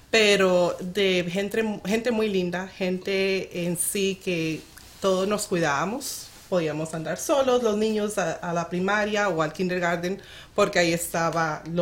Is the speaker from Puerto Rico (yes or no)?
no; Heredia, Costa Rica; moved away